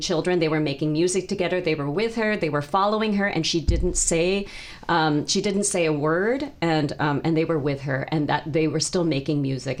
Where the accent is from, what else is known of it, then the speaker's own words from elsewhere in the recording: South Bay, California, United States; also born or lived in Michigan / East Bay, California; now in Sacramento, United States; I was born in the United States. Actually lived in Michigan, and then um, and then moved to California, and so um, and was in the East Bay for a few years, and then um, moved to the South Bay, um, and lived there for about 30 plus years